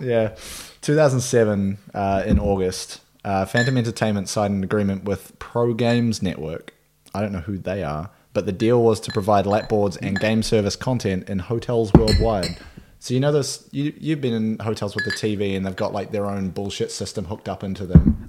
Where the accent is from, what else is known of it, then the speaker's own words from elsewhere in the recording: Nelson, New Zealand; my hometown, Nelson, New Zealand